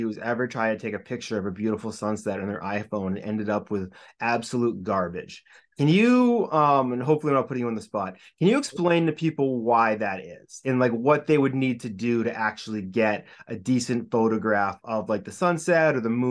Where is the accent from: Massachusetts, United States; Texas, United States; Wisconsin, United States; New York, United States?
Massachusetts, United States; Hopkinton; I grew up in Hopkinton, so I know the marathon very well